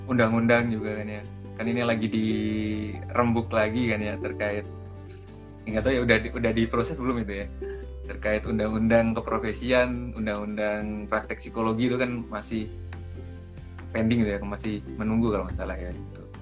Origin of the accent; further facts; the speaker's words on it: Java, Indonesia; contoh contoh saya aja kalau di kan saya orang Jawa nih di Jawa aja tuh kalau nanggung tuh udah beda gitu